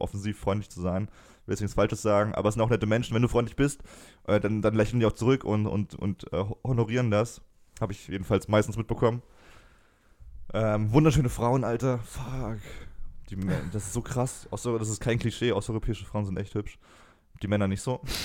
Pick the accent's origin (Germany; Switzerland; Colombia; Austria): Germany